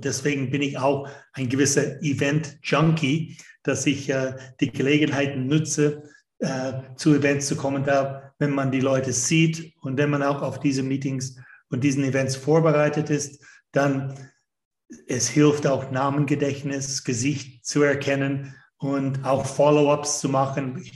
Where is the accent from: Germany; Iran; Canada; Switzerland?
Canada; German is a second language; moved away as an adult; also born or lived in United States; Ich bin ursprünglich aus Kanada. Das hört man schon bei dem zweiten Satz, den ich ausspreche